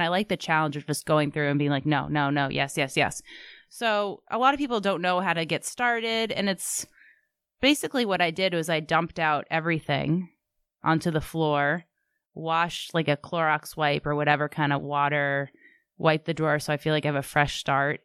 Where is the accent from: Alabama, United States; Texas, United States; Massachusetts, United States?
Massachusetts, United States; Sharon; I'm a townie. I grew up in Sharon. 02067 is Sharon